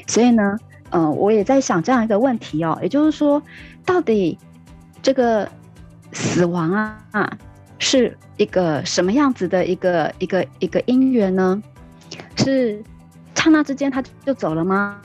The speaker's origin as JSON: {"language": "Chinese", "country": "Taiwan", "said": "我是客家人"}